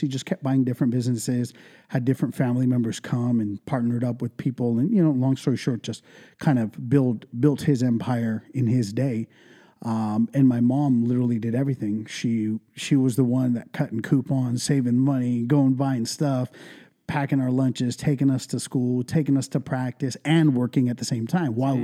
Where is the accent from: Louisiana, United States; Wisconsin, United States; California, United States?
California, United States; Ventura; first language English and Punjabi; also born or lived in India; I was raised in East Ventura since I was about two years old. So like all I really know is Ventura County, the 805